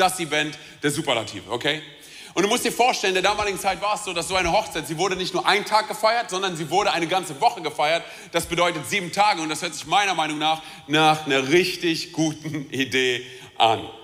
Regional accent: Romania; ich bin Rumäne

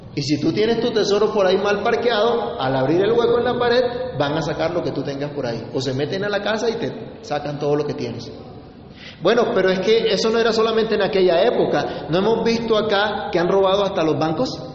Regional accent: Colombia; somos colombianos

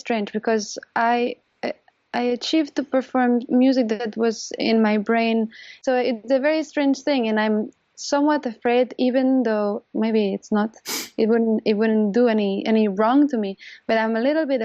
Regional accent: Catalonia, Spain; moved away as an adult; now in New York, United States; I'm from Catalonia, which is the northeast

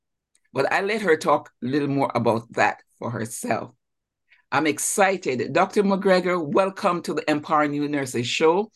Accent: Jamaica; moved away as an adult; now in United States; I'm also from Jamaica, West Indies

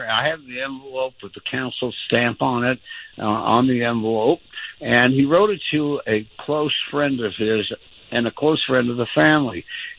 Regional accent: Denver, Colorado, United States; I was born and raised in Denver. A lot of my family's from North Denver. Yeah. And then we moved to the East Side.

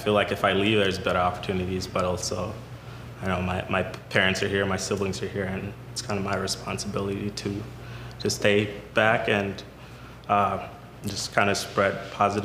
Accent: Kenya; moved away; also born or lived in Sudan; I was born in Sudan, family migrated to Kenya, you know, because there was war, lived in a refugee camp for like most of my life

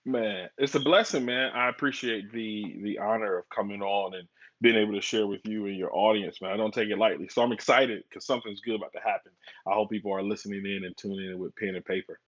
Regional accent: Flint, Michigan, United States; now in Dallas, United States; born and raised in Flint, Michigan, and, and now I'm down here in the DFW or the Metroplex is what they call it down here in Dallas.

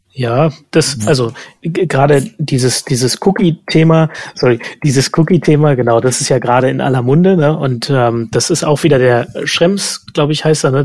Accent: East Germany, Germany; als Ossi

